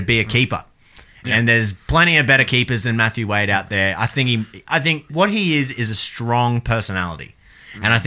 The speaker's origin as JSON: {"language": "English", "country": "Australia", "said": "as an Aussie"}